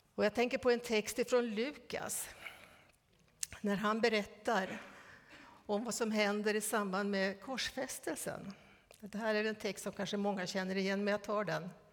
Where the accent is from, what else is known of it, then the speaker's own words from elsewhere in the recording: Västernorrland County, Sweden; Vi är födda samma år. Och vi har båda växt upp i Ångermanland.